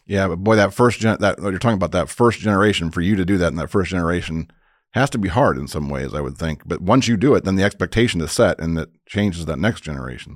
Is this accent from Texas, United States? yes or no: no; Crown Point, Indiana, United States; moved away as an adult; also born or lived in Bloomington, Indiana; I grew up in Crown Point, Indiana, so up in the northwest, or the region, as we call it